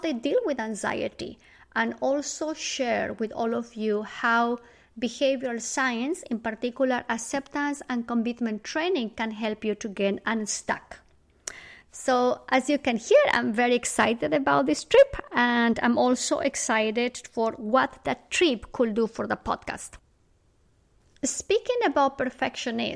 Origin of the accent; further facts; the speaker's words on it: Bolivia; moved away; I am originally from Bolivia, South America, and every single year I travel to Bolivia to spend time with my family